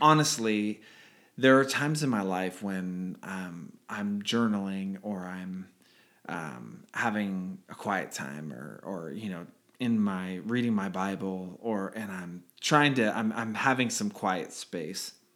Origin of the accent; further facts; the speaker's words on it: Redwood City, California, United States; I grew up o, on a, in a yellow house, uh, on Redwood Avenue in Redwood City, California